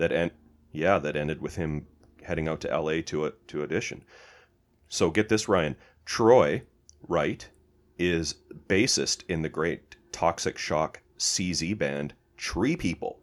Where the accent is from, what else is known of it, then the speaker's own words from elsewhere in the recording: Canada; we're Canadian